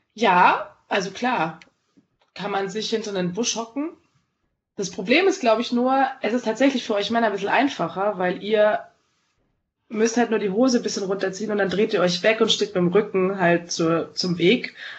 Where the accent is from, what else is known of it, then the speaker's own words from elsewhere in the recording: Munich, Bavaria, Germany; also born or lived in southern Germany (birthplace, unnamed) / Berlin; Ich bin hier aufgewachsen.